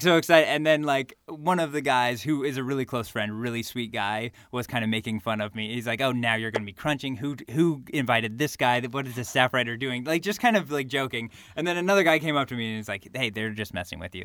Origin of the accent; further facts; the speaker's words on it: California, United States; growing up in California and going to U C L